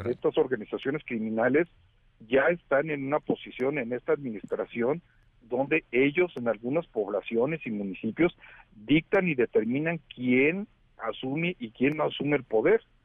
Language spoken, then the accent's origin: Spanish; Mexico